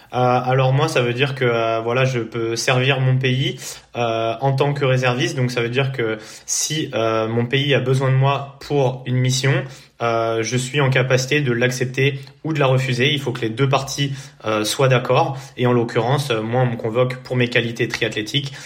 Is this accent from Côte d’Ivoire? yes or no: no; Poissy, Île-de-France, France; je suis né à Poissy et j'ai vécu euh, euh, toute ma vie euh, à Poissy